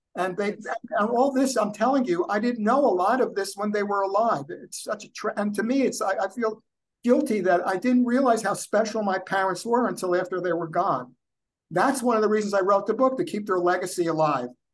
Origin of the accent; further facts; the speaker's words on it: United States; also born or lived in New Jersey; when I was growing up in New York and New Jersey